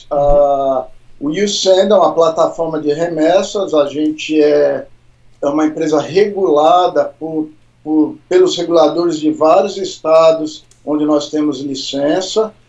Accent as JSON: {"language": "Portuguese", "region": "São Paulo", "country": "Brazil", "tie": "born or raised there", "also_born_or_lived": "Brasília", "said": "Eu sou de São Paulo, Eu sou nascido em Brasília. A gente mudou para São Paulo, meus pais quiseram mudar quando eu tinha 10 anos. Então eu sou paulista"}